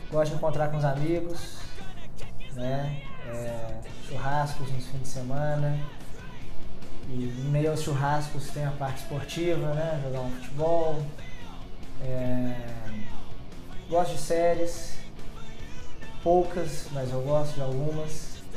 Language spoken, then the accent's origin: Portuguese; Campinas, São Paulo, Brazil; born there; also born or lived in Mato Grosso do Sul / Paraná; now in Belo Horizonte, Brazil; eu não nasci em BH, eu nasci em Campinas e já morei em cinco cidades fora de BH.